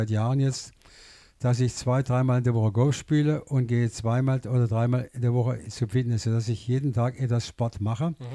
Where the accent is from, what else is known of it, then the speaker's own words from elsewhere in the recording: Niederbühl, Baden-Württemberg, Germany; born there; Ich wurde geboren in Niederbühl, heute äh, Stadtteil von Rastatt. Und Heimat ist für mich, dass ich hier wohnen darf, in einer Gegend, in der ich mich wohlfühle. Wir sind im Nord Nordschwarzwald zu Hause.